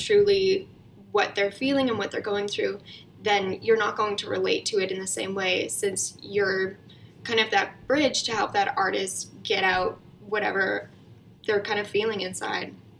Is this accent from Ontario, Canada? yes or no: no; Calgary, Alberta, Canada; moved away as an adult; also born or lived in Toronto; I was born and raised in Calgary, um, and before the pandemic, I was living in Toronto as well.